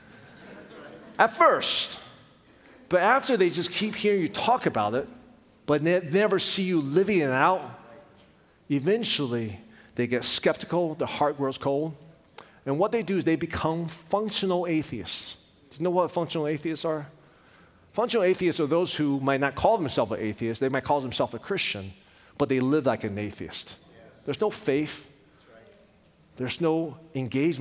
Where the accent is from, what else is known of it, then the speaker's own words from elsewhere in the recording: Richmond, Virginia, United States; also born or lived in Taiwan; when we came to the United States, my dad pastored a church in Richmond, Virginia